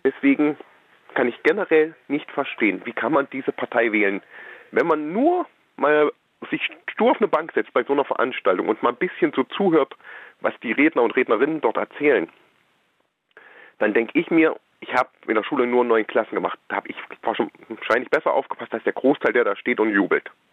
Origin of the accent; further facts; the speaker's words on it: Erfurt, Thuringia, Germany; Ich, ich, bin in Erfurt geboren